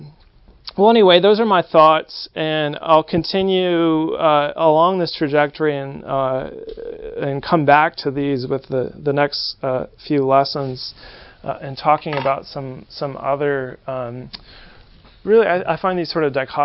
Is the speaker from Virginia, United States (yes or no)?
no; San Francisco, California, United States; I grew up in San Francisco, California